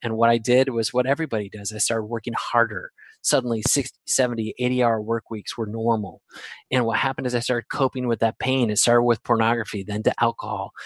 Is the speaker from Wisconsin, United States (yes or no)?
yes; Wisconsin, United States; I'm from Wisconsin